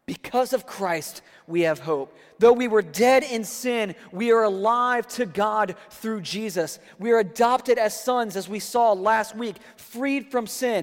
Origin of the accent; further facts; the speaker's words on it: D.C., District of Columbia, United States; now in Florida, United States; I grew up outside of Washington, D.C.